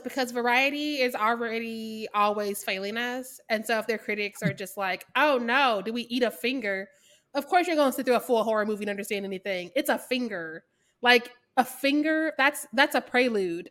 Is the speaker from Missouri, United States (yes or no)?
yes; Missouri, United States; I'm from Missouri.